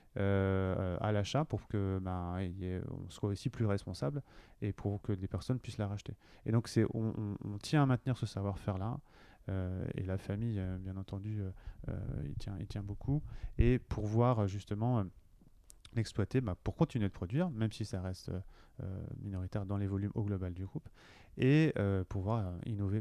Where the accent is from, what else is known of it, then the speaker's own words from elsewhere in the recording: Cholet, Pays de la Loire, France; moved away as an adult; also born or lived in Paris / Lille; now in Nantes, France; Je suis nantais, originaire plutôt du Maine-et-Loire, parce que je viens de, je viens de Cholet.